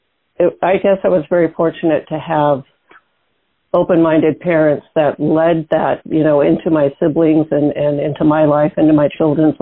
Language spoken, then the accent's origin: English; Seattle, Washington, United States; I was born in the Seattle area in the suburbs